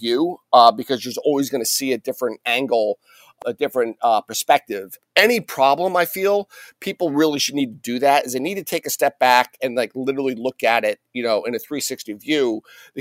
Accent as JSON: {"language": "English", "town": "Allentown", "region": "Pennsylvania", "country": "United States", "tie": "born or raised there", "also_born_or_lived": "Syracuse", "moved": "as an adult", "said": "I'd rather have moved home, made a difference in my hometown"}